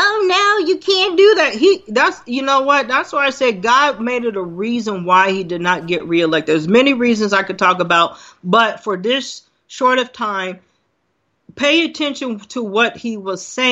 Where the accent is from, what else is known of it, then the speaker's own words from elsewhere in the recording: United States; we're an American